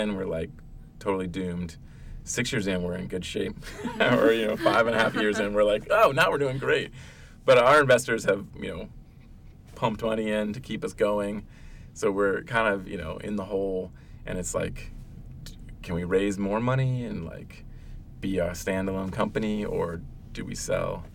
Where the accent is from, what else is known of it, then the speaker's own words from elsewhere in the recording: Ohio, United States; moved away; also born or lived in Virginia; I grew up in Ohio, which, and then Virginia, but in Ohio, like, sports was everything